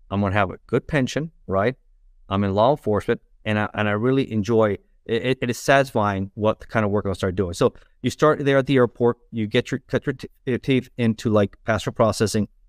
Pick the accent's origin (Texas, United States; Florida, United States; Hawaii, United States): Florida, United States; Miami; also born or lived in Los Angeles, California; I was born in Los Angeles, in, in California, uh, but raised in South Florida, in uh, Miami.